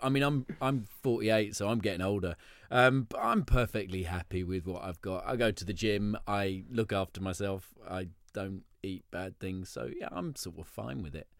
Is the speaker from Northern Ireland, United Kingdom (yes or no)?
no; London, United Kingdom; I was brought up in Soho